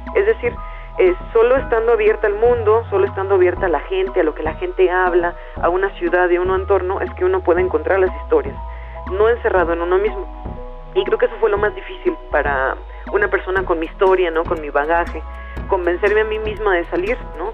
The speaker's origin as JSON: {"language": "Spanish", "region": "Veracruz", "country": "Mexico", "tie": "born or raised there", "said": "Yo nací en Veracruz, en el puerto de Veracruz en los años 80, en una familia también de clase media"}